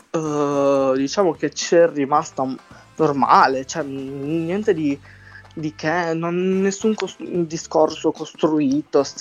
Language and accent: Italian; Sardinia, Italy; accent: Sardinian; il mio accento, se, se parlo con i sardi, dicono che non sono sardo, ok? Perché Guarda, l'accento sardo è ancora più marcato, molto di più del mio